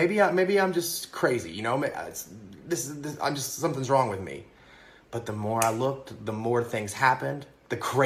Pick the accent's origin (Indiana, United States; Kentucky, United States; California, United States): Kentucky, United States; now in New York City, United States; I'm originally from Kentucky, and I'm living in the very blue New York City right now.